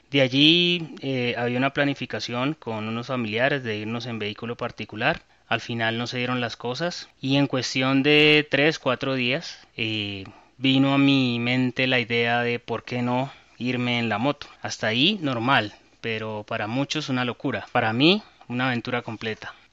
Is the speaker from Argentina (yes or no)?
no; Santa Marta, Magdalena, Colombia; Eh, había ido a Santa Marta anteriormente en avión, en carro particular, en bus y siempre para mí ha sido muy grato estar en mi tierr